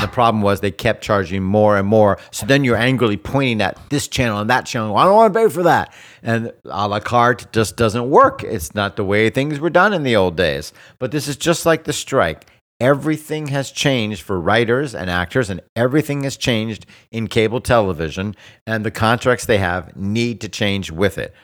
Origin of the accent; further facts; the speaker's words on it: South Florida, United States; I grew up in South Florida with the Keys